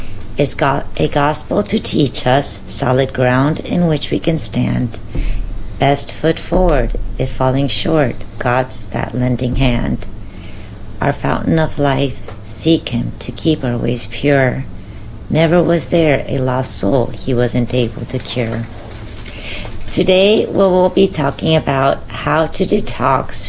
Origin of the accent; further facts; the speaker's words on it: Southwest Florida, United States; Southwest Florida, my hometown.